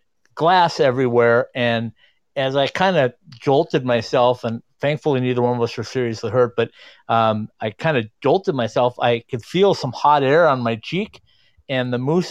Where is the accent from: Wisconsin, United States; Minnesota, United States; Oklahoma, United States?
Minnesota, United States; northern; I grew up in northern Minnesota